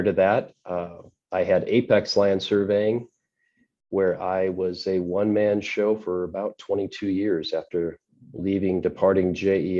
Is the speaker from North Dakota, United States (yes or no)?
no; Fremont, Nebraska, United States; also born or lived in Rapid City, South Dakota; now in Omaha, United States; I found myself back in my hometown of Fremont, Nebraska